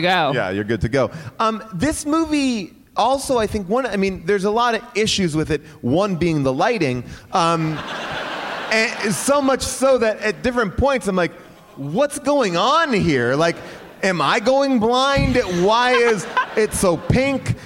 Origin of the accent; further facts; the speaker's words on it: Bay Shore, New York, United States; moved away; my hometown